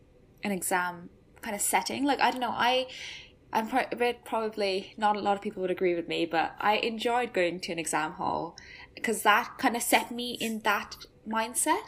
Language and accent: English; Cork, Munster, Ireland; moved away as an adult; now in England; I'm from Ireland, so Republic of Ireland's in Cork